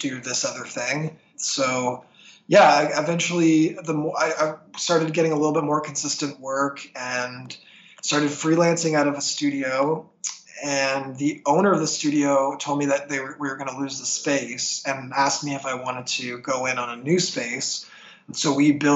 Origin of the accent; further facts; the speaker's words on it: St. Catharines, Ontario, Canada; moved away as an adult; now in Toronto, Canada; my hometown of St. Catharines